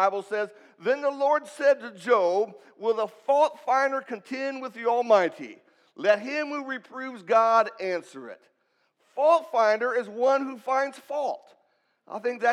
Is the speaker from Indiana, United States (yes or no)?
yes; Indianapolis, Indiana, United States; moved away; also born or lived in Kansas City; Ron and I grew up together in Indianapolis at the same congregation